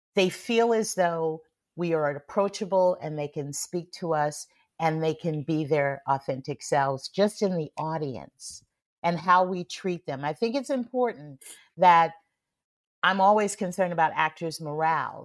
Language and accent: English; San Francisco, California, United States; growing up in San Francisco